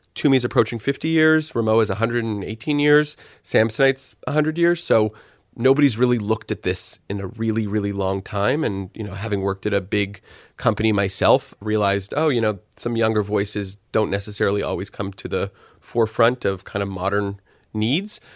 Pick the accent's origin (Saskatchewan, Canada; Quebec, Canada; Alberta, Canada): Quebec, Canada; Montreal; moved away as an adult; also born or lived in Toronto; I grew up in Montreal